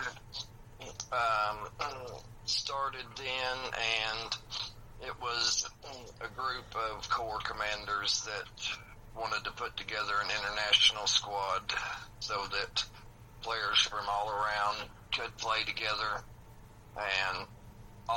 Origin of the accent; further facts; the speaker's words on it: Kentucky, United States; I am from Kentucky, and that's where I'm at right now.